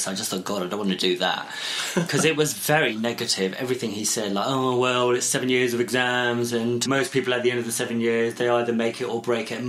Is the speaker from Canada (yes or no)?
no; England, United Kingdom; also born or lived in Pakistan; I'm of mixed heritage, so, you know, I'm as English as you can get, and then I'm as Pakistani as you can get